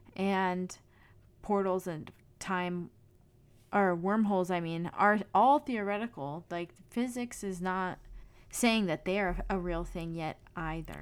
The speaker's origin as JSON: {"language": "English", "region": "California", "country": "United States", "tie": "born or raised there", "said": "I grew up in California"}